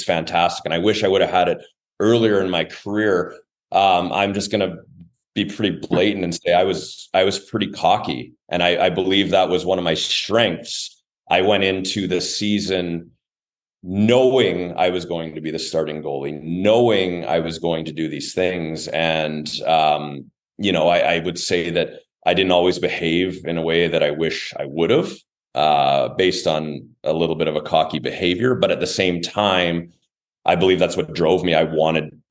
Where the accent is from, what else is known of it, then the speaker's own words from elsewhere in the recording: Brandon, Manitoba, Canada; my hometown